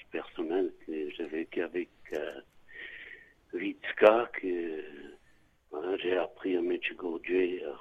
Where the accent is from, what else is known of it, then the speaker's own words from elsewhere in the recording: Alsace, Grand Est, France; chez nous en Alsace